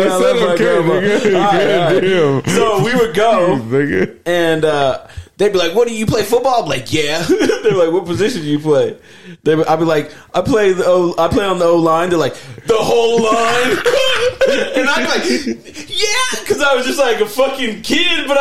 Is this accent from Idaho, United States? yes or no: yes; Idaho, United States; I grew up in Idaho my whole life